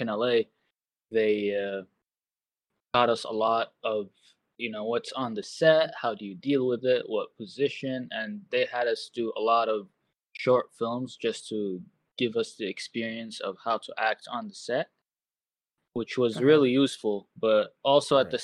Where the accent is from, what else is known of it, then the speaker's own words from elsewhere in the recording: Saudi Arabia; also born or lived in Los Angeles, United States; now in Portland, United States; I'm originally from Saudi Arabia, if that changes anything. I've been in America since 2010